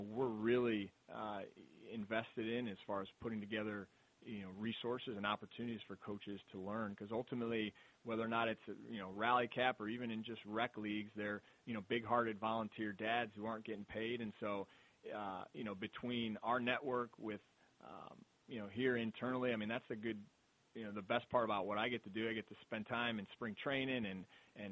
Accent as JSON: {"language": "English", "town": "Mentor", "region": "Ohio", "country": "United States", "tie": "born or raised there", "said": "grew up in Mentor"}